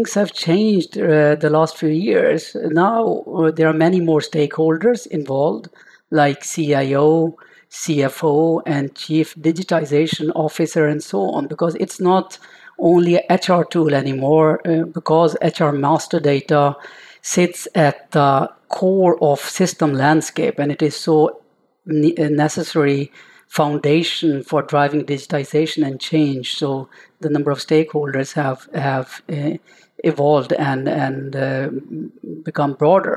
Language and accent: English; India; moved away as an adult; now in Norway; I am an Indian guy who came to Norway for studying mechanical engineering, found love here and stayed on